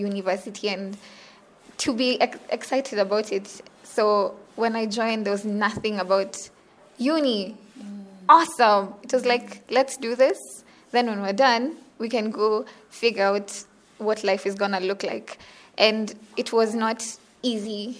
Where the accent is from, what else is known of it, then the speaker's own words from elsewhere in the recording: Western Equatoria, South Sudan; I come from South Sudan. In like Zandit, Western Equatoria.